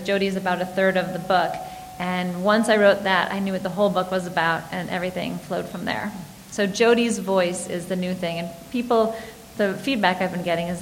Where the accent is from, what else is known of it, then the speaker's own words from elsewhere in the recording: Michigan, United States; now in Washington, D.C., United States; I grew up in Michigan